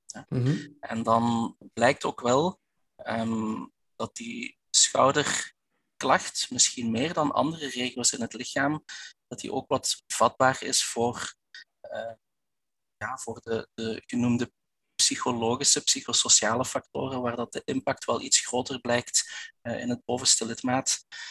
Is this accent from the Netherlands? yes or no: no; Belgian Limburg, Flanders, Belgium; Ik ben een Belg, dat dat je al wel gehoord. Ik kom uit, eh, uit Belgisch Limburg.